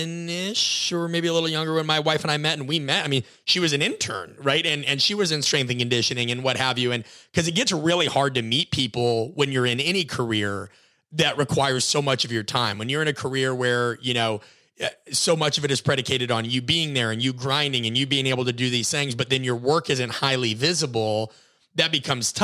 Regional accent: Nebraska, United States; I grew up in Nebraska, watched Nebraska football

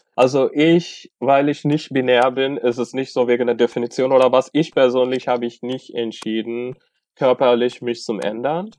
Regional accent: Tamil Nadu, India; German is a second language; now in Germany; ursprünglich, ich bin aus Tamil Nadu.

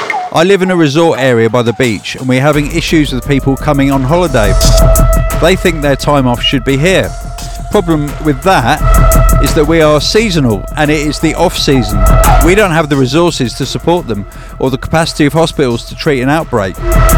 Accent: Czechia; English is a second language; I'm from the Czech Republic and the only flights back are from London now, so I have to get there and hopefully get on a flight to Prague to return home to my family

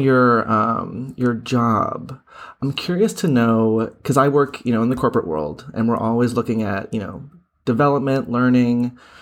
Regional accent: Boston, Massachusetts, United States; I am from Boston

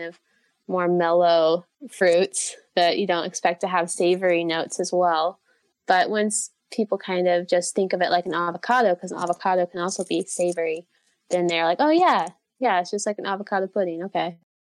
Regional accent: United States; moved away; I am originally from the United States

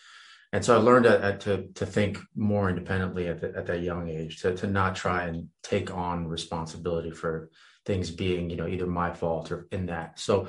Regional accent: France; moved away; also born or lived in Romania / Virginia, United States; I was actually born in Romania. I was raised in France, moved to Virginia, believe it or not.

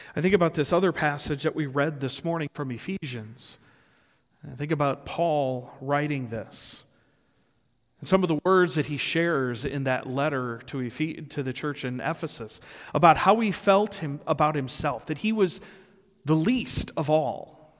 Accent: Rockford, Illinois, United States; I was born and raised in Rockford, Illinois

